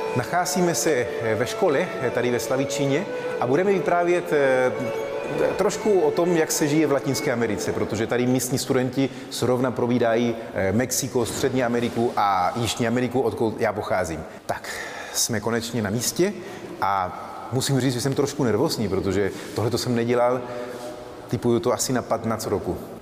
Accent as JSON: {"language": "Czech", "country": "Argentina", "tie": "born or raised there", "also_born_or_lived": "Chile", "moved": "yes", "lives_now": "Czech Republic", "said": "Narodil jsem se v Argentině, ale jsem původem z Chile"}